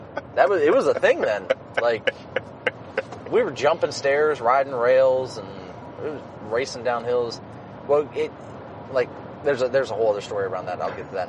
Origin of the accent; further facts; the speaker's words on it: East Liverpool, Ohio, United States; also born or lived in Toronto, Ohio; I grew up in East Liverpool, which at the time wasn't... It was starting to go downhill in Liverpool.